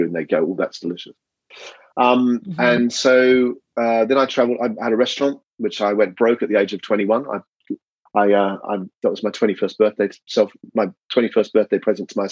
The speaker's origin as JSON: {"language": "English", "town": "Melbourne", "region": "Victoria", "country": "Australia", "tie": "born or raised there", "moved": "as an adult", "lives_now": "United Kingdom", "said": "I grew up in Melbourne, and then I did my apprenticeship"}